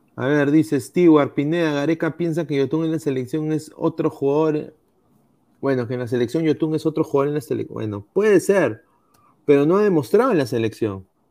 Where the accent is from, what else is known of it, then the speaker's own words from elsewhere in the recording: Peru; uno como peruano